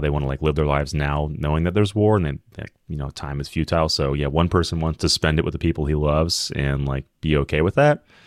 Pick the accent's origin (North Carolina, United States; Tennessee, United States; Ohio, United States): Tennessee, United States; Memphis; I'm from Memphis